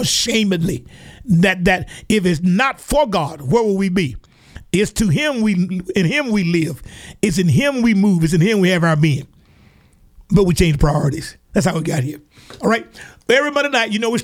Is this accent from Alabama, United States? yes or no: yes; Alabama, United States; down here in my home state here in Alabama